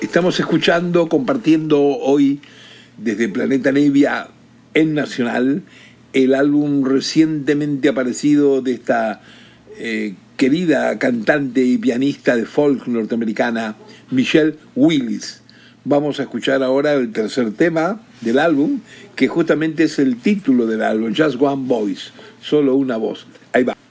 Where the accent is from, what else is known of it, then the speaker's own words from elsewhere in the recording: Rosario, Santa Fe, Argentina; yo era chico, eh, niñito y hasta adolescente, desde Rosario, de donde soy